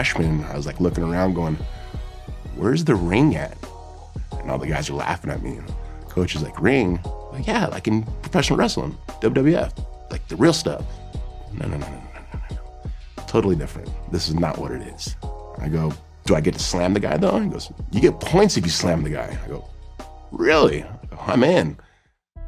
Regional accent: Huntington Beach, California, United States; from Huntington Beach, California

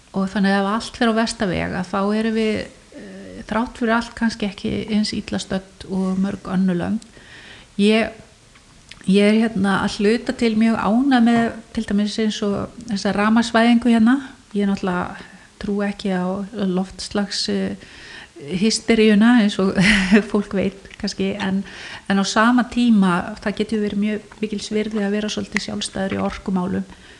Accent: Iceland; Ég fætt 1973 og ég ólst upp í Amava

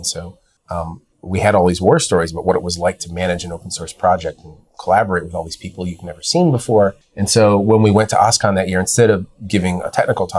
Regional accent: Chicago, Illinois, United States; I'm a Chicago native. I grew up in the suburbs and went to school in Chicago. I still live there.

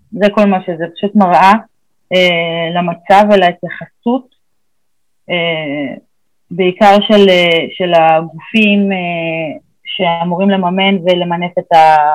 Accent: Beersheba, Southern District, Israel; also born or lived in Ramat HaSharon; העיר שגדלתי בה

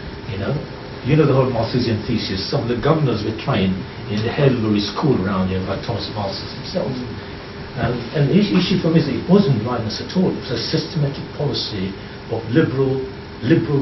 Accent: Kenya; I was born in Kenya

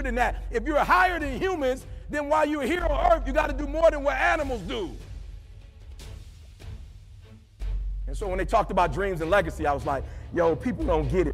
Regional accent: Detroit, Michigan, United States; I'm from Detroit

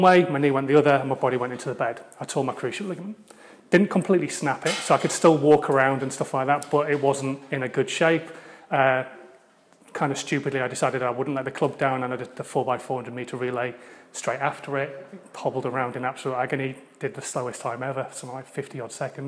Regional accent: Hull, Yorkshire and the Humber, United Kingdom; I'm from Hull. So hopefully you can still understand what I'm actually saying as well, because now you know I'm a Yorkshireman

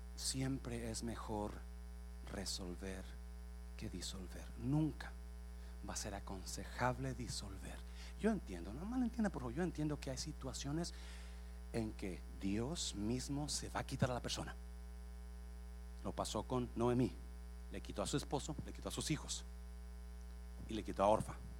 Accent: Nayarit, Mexico; moved away; yo crecí en Nayarit

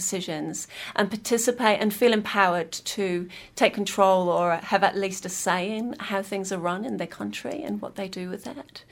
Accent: Kingston upon Hull, Yorkshire and the Humber, United Kingdom; moved away as an adult; now in Wellington, New Zealand; I'm originally from Kingston upon the Hull

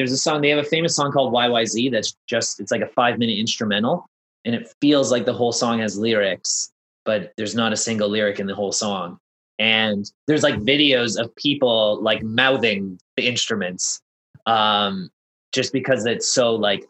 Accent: Toronto, Ontario, Canada; I come from Toronto where I grew up on

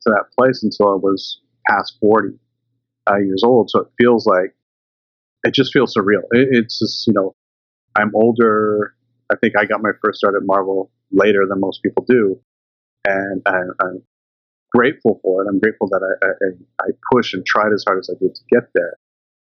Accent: Canada; now in British Columbia, Canada; being Canadian and growing up in the 80s

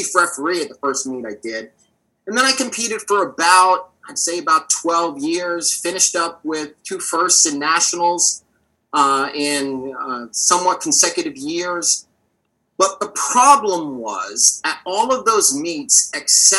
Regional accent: Manassas, Virginia, United States; Manassas, Virginia, my hometown.

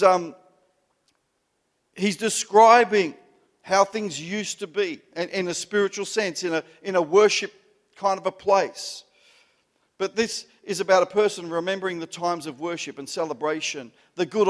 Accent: Melbourne, Victoria, Australia; I grew up in the Italian culture. I'm an Italian Melbourne Italian

